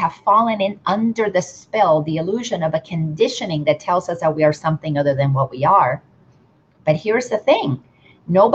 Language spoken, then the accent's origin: English; Dominican Republic; I grew up in the Dominican Republic